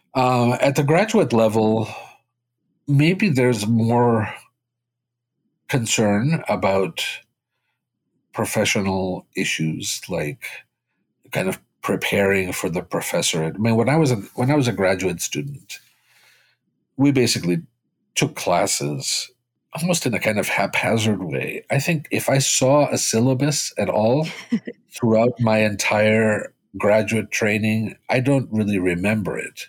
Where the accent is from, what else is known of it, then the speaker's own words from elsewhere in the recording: Boston, Massachusetts, United States; first language Spanish; English is a second language; also born or lived in Cuba; raised in Boston